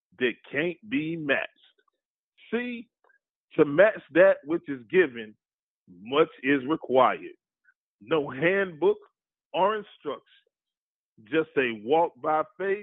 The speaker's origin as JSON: {"language": "English", "town": "Dallas", "region": "Texas", "country": "United States", "tie": "born or raised there", "also_born_or_lived": "Portland, Oregon", "said": "I was born in Portland, Oregon, raised in Dallas, Texas"}